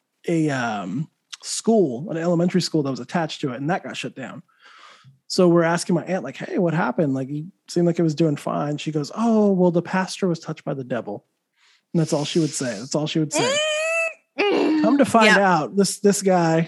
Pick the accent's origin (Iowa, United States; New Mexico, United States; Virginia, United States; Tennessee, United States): New Mexico, United States; I grew up in New Mexico, heavy Catholic